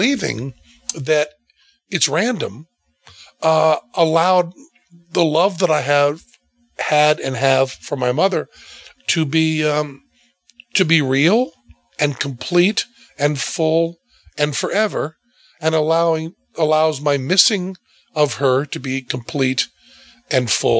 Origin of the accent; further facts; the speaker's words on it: New England, United States; I'm from New England